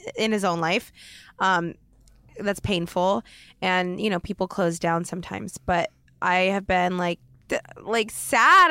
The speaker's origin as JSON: {"language": "English", "region": "Oregon", "country": "United States", "tie": "born or raised there", "moved": "as an adult", "lives_now": "Los Angeles, United States", "said": "growing up in Oregon"}